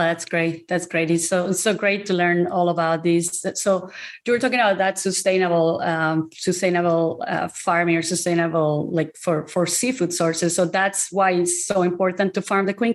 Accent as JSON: {"language": "English", "country": "Colombia", "said": "I'm originally from Colombia"}